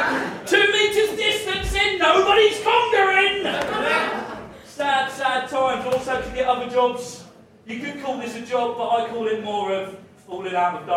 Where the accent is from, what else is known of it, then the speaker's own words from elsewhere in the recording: Dover, South East England, United Kingdom; I'm from Kent, I'm from the nice bit of Kent, Dover.